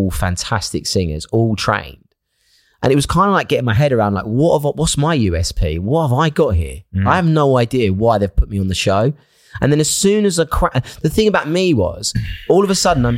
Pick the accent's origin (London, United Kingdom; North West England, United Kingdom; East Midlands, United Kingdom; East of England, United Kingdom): East of England, United Kingdom; Essex; where I grew up in Essex